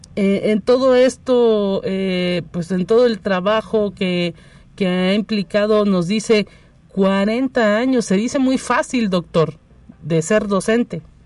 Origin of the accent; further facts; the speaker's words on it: San Luis Potosí, Mexico; los potosinos.